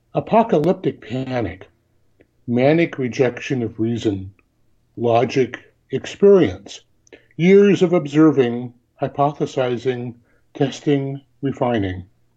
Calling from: Tillamook, Oregon, United States; Tillamook, Oregon?

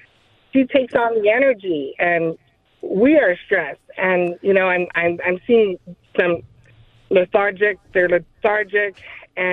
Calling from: Lahaina, Hawaii, United States; I am calling from Lahaina, Maui, Hawaii.

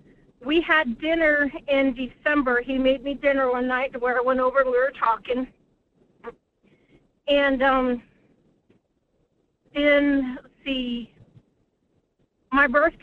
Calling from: Anchor Point, Alaska, United States; from Anchor Point.

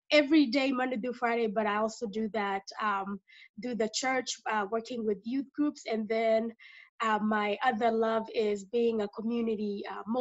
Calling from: Dallas, Texas, United States; Uh, I am dialing in from Dallas, Texas, the, the great state of uh, Texas.

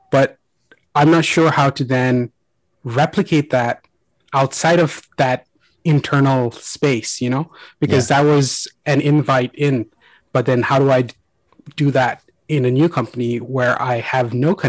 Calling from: Dublin, Leinster, Ireland; I am calling in from Dublin.

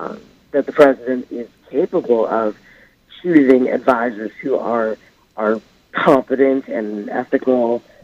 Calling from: New York, United States; I'm calling from Manhattan.

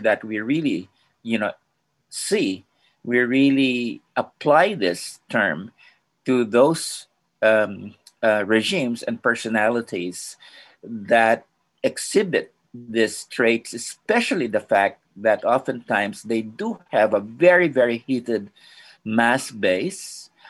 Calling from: Philippines; I'm joining you from the Philippines, and I'm seem to be dropping off occasionally.

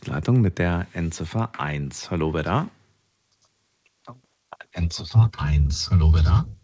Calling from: Immendingen, Baden-Württemberg, Germany; ich komme aus Immendingen.

